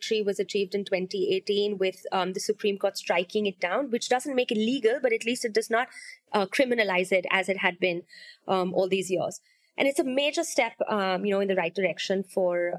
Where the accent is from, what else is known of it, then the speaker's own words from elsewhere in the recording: Mumbai, Maharashtra, India; growing up in Bombay